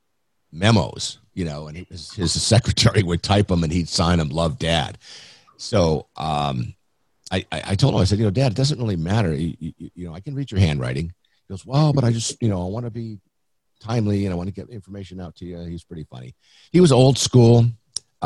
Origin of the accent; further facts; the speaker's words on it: San Diego, California, United States; I grew up in Mount Helix in San Diego. Been here my whole life, actually. I'm a native